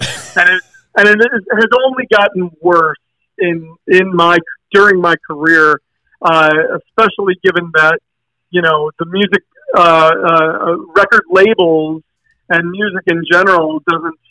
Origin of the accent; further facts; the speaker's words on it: Detroit, Michigan, United States; moved away as an adult; also born or lived in New York; Rain Dance was a band a group of guys that I grew up with in Detroit